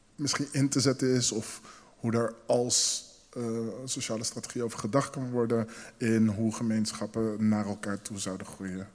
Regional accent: Rotterdam, South Holland, Netherlands; mijn zusje en ik zijn dus eh, in Nederland geboren. Ik ben een vrij verse Rotterdammer. Ehm, al moet ik wel eerlijk zijn dat een heel groot deel van mijn opgroeien in deze stad zich heeft afgespeeld.

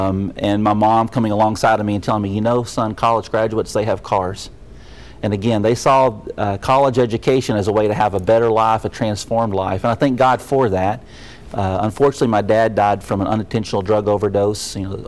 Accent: Whitley County, Kentucky, United States; moved away; I grew up in Kinsey-Holler, Kentucky, South Whitley County, just across the border from Jellicoe, Tennessee.

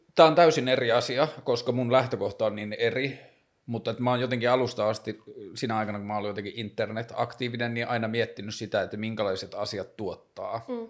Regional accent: Tornio, Lapland, Finland; now in Helsinki, Finland; mä oon kasvanut siellä Torniossa Pohjois-Suomessa

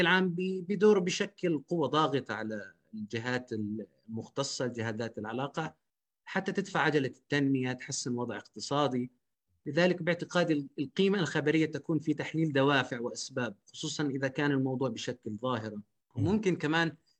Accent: Jordan; عندنا في الاردن

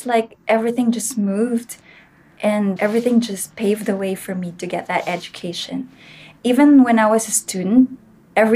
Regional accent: Philippines; one of the municipalities listed there was Gamay, Northern Samar. And I chose that because I think it's nearer my hometown

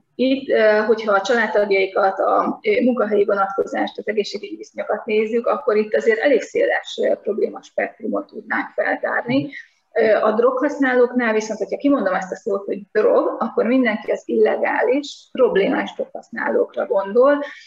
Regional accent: Nyíregyháza, Szabolcs-Szatmár-Bereg, Hungary; én a középiskolás éveimet Nyíregyházán töltöttem, és ott a Simpsonok két személyesre voltak beállítva kapásból, tehát, és az utcán nőttünk föl

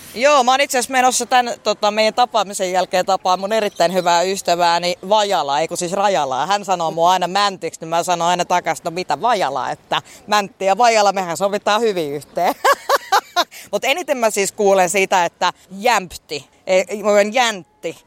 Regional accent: Helsinki, Uusimaa, Finland; moved away as an adult; also born or lived in Mikkeli / Heinola; now in Pirkkala, Finland; Itästadissa, mistä mä oon niin kuin kotoisin

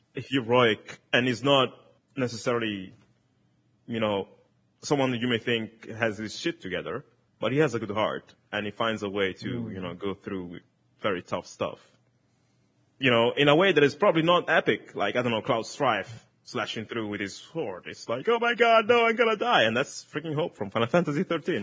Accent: Italy; first language Italian; English is a second language; in Italian, which is my, my mother tongue

